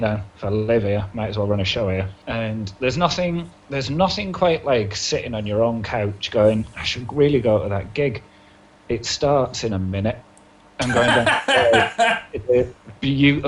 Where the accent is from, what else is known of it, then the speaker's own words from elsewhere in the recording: Hartlepool, North East England, United Kingdom; moved away as an adult; also born or lived in Leeds; now in Manchester, United Kingdom; I moved from Hartlepool to Leeds for uni